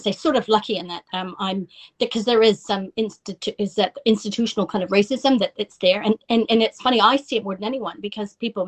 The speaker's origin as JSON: {"language": "English", "region": "Yukon", "country": "Canada", "tie": "born or raised there", "also_born_or_lived": "New Zealand", "moved": "as an adult", "lives_now": "Paraparaumu, New Zealand", "said": "where I grew up there in Northern Canada"}